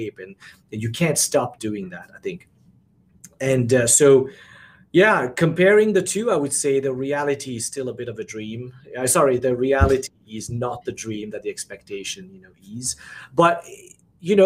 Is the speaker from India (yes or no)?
no; Mauritius; also born or lived in Singapore / New Zealand / Pennsylvania / Los Angeles; now in Florida, United States; I'm from Mauritius